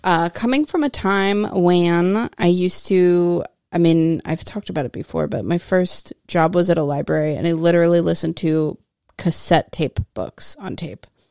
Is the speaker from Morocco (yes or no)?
no; United States; as busy American ladies